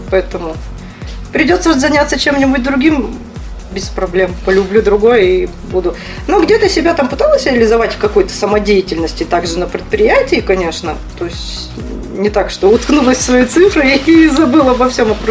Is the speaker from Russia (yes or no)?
yes; Sakha Republic, Russia; Я родилась, собственно, в Якутии. Здесь и, и живу. И училась здесь, и так вот и осталась.